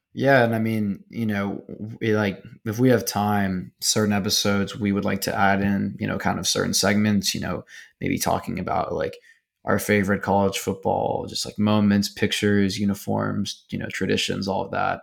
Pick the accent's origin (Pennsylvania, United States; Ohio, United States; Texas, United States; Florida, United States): Texas, United States; Houston; I'm from Houston